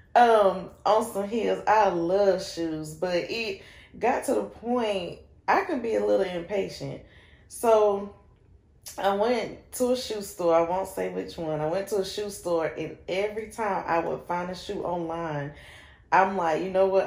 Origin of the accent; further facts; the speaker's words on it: Shelby, North Carolina, United States; moved away as an adult; also born or lived in Rutherfordton, North Carolina; I am from Shelby, North Carolina